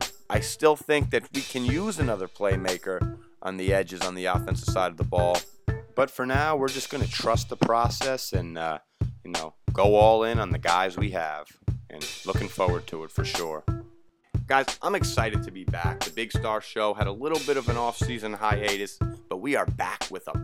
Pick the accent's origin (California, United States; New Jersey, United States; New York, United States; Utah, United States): New Jersey, United States; You and I are both natives of the great state of New Jersey